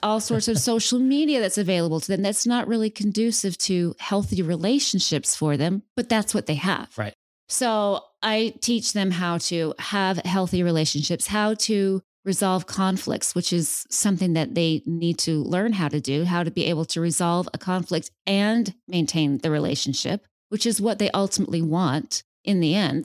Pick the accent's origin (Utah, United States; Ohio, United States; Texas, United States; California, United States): Utah, United States; West Valley City; moved away as an adult; now in Phoenix, United States; I am originally from Salt Lake, so I was born and raised in West Valley